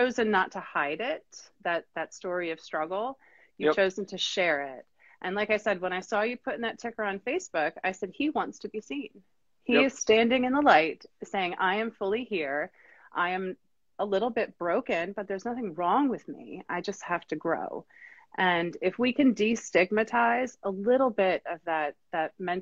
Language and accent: English; Wilmington, North Carolina, United States; We're from Wilmington, North Carolina